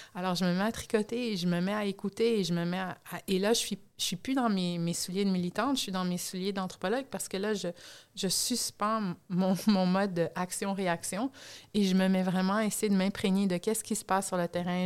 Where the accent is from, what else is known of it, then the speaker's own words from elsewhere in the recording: Canada; moved away; du Canada parce que c'est le pays que je connais le mieux, en étant originaire, si vous en êtes pas encore rendu compte, étant donné mon accent